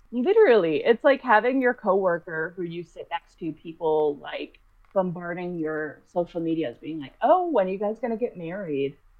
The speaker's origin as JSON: {"language": "English", "town": "Boston", "region": "Massachusetts", "country": "United States", "said": "I'm from Boston"}